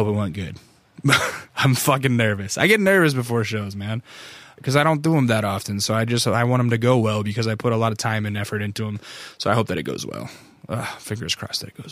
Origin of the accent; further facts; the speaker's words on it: North Pole, Alaska, United States; moved away as an adult; also born or lived in Fairbanks; now in California, United States; When you're raised up there